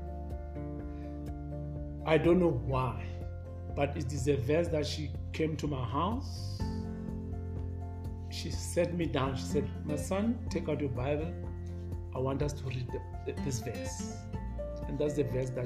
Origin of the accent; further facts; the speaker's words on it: Soweto, Gauteng, South Africa; I'm born and brought up in Soweto